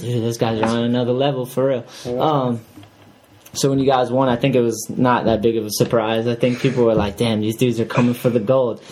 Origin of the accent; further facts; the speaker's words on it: New Bedford, Massachusetts, United States; also born or lived in New Hampshire; I grew up in New Bedford, that area